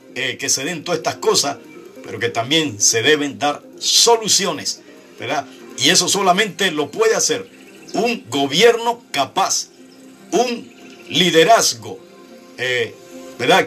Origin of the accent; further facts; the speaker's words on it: Panama; en mi país